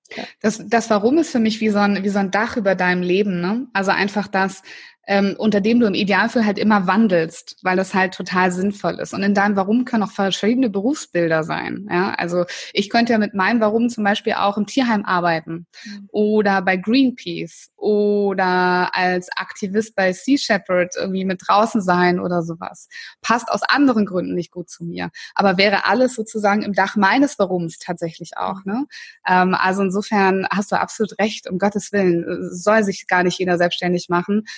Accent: Northern Germany, Germany; ich bin ja in Norddeutschland groß geworden

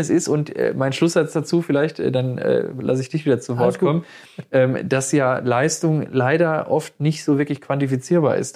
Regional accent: Ruhr area, North Rhine-Westphalia, Germany; wir kommen ja aus dem Ruhrgebiet

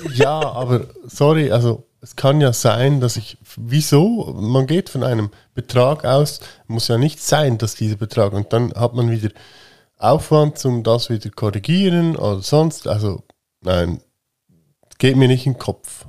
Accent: Switzerland; ich bin halt ein Schweizer

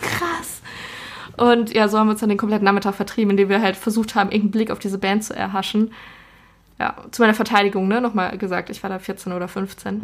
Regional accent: Ruhr area, North Rhine-Westphalia, Germany; ich komme aus dem Ruhrgebiet

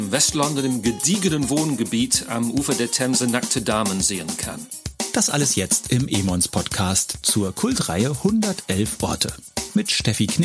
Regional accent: England, United Kingdom; German is a second language; now in Köln, Germany; Ich ähm, bin Brite, Engländer, wie man sicher schon hört, wohne aber schon lange in Deutschland und zwar in Köln

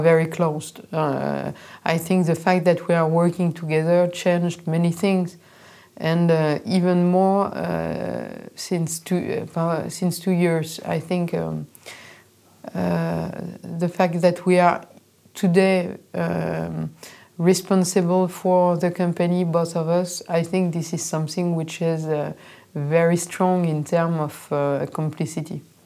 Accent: Reims, Grand Est, France; I grew up in Reims

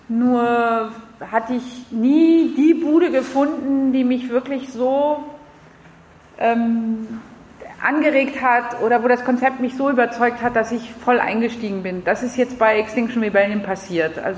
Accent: France; German is a second language; now in Berlin, Germany; ich bin 48, ich habe drei Kinder, ich komme aus Frankreich.

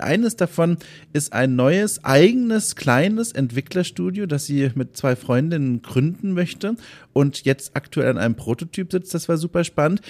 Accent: Southern Germany, Germany; ich komme ja eigentlich auch aus Süddeutschland

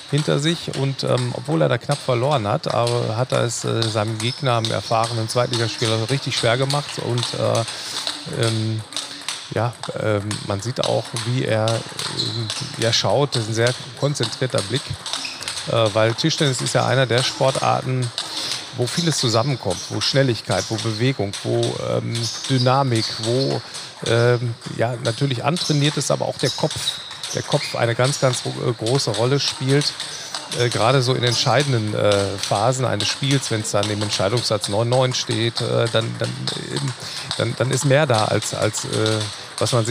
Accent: Dortmund, North Rhine-Westphalia, Germany; Ich bin am Borsigplatz ähm, aufgewachsen, äh, habe da ungefähr 25 Jahre gelebt.

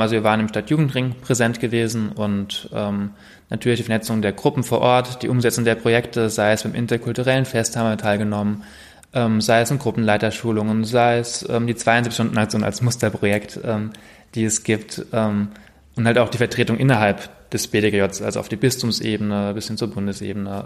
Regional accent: Mainz, Rhineland-Palatinate, Germany; Ich komme aus Mainz-Ebersheim und war dort ähm, seit Kindesbeinen an immer in der Jugend aktiv

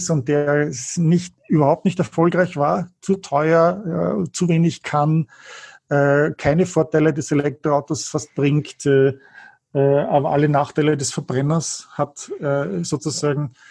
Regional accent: Germany; Marktanteil im Absatz könnten wir noch halten als Deutsche, oder?

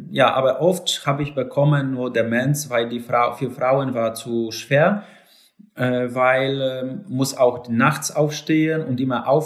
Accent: Lower Silesian Voivodeship, Poland; German is a second language; also born or lived in Poznań; Äh, ich habe äh, neben Hirschberg äh, in Schlesien ausgewachsen, dort auch bin geboren und vor 15, 16 Jahren bin nach Posen gezogen.

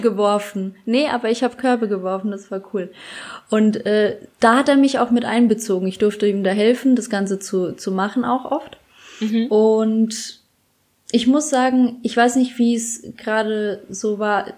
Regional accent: Bad Kissingen, Bavaria, Germany; in Bad Kissingen, wo ich herkomme, in der Stadt

